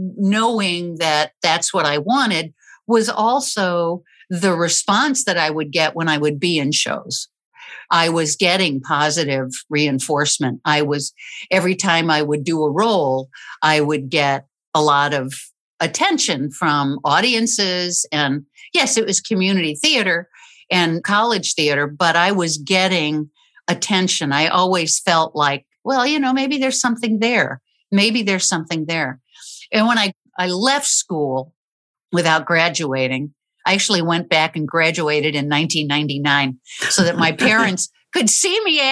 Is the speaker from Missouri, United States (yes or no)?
yes; St. Louis, Missouri, United States; also born or lived in New Orleans / Chicago; Well, actually, I was born in New Orleans, and then my dad kept getting transferred north. So I would say probably St. Louis and Chicago were from first grade till the end of high school.